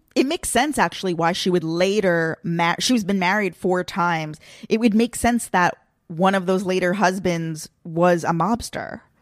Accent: Long Island, New York, United States; It's not my hometown, but I guess you could say my general hometown is Long Island

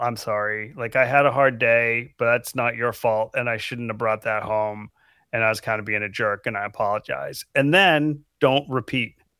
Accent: Falmouth, Maine, United States; moved away as an adult; also born or lived in West Coast; I grew up in Falmouth, Maine. which is right outside of Portland.

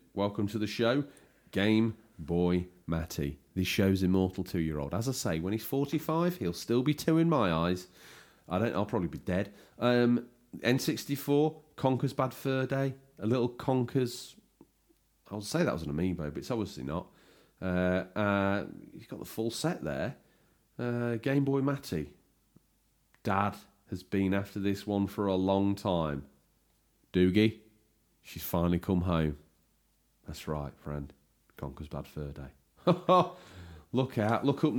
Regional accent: East Midlands, United Kingdom; I am from Lincolnshire.

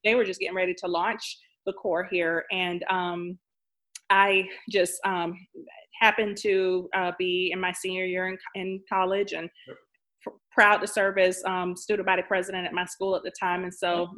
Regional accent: Jacksonville, Florida, United States; I am from Jacksonville

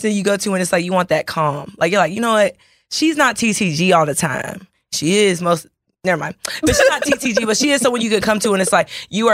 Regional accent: Dallas, Texas, United States; we're from Dallas.

